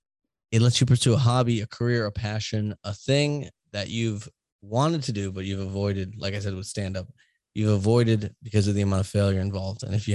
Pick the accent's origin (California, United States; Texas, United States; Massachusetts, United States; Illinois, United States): Massachusetts, United States; Boston; moved away; I'm from Boston, we can have shitty tone and sound like judgmental, especially when I left Boston